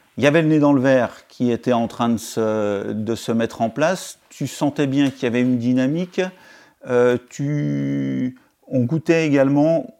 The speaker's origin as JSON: {"language": "French", "town": "Pontarlier", "region": "Bourgogne-Franche-Comté", "country": "France", "also_born_or_lived": "Arbois", "said": "j'étais originaire de Pontarlier, c'est une, c'est une, c'est en Franche-Comté"}